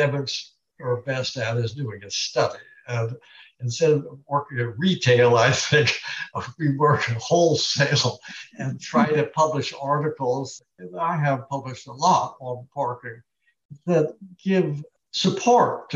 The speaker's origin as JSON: {"language": "English", "town": "Long Beach", "region": "California", "country": "United States", "tie": "born or raised there", "said": "I was born in Long Beach."}